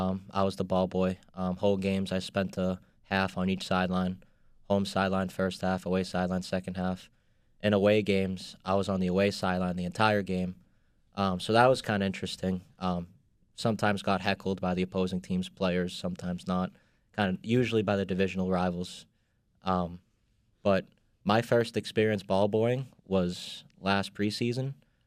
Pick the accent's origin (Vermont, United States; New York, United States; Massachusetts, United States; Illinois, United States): Massachusetts, United States; Boston; accent: Boston; He could tell from my accent I was from Boston